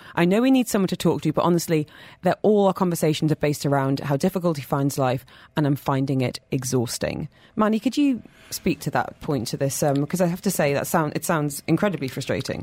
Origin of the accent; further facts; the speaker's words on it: United Kingdom; I'm British